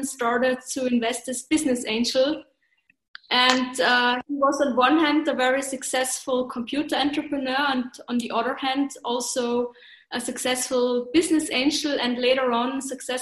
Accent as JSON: {"language": "English", "region": "Tyrol", "country": "Austria", "also_born_or_lived": "Vienna", "moved": "as an adult", "said": "I'm Tyrolean. I was in Vienna for a long time, but I found out that I missed the mountains"}